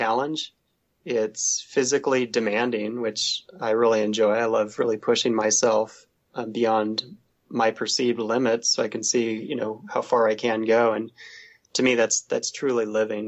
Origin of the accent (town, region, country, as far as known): Southern Oregon, United States; born or raised there; moved away as an adult; also born or lived in San Diego / Pacific Northwest